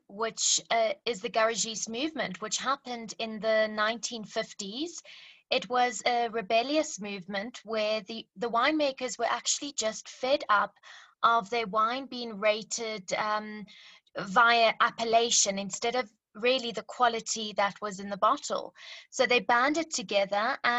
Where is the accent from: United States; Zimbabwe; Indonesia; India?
Zimbabwe; also born or lived in Cape Town, South Africa; now in South Africa; I'm from Zimbabwe originally, so grew up in the bush